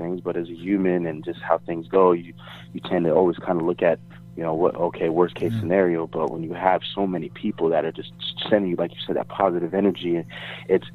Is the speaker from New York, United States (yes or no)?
yes; New York City, New York, United States; moved away; also born or lived in Florida / Tampa, Florida; Originally from New York. I was born and raised in Queens. I moved to Florida. I went to high school in Florida.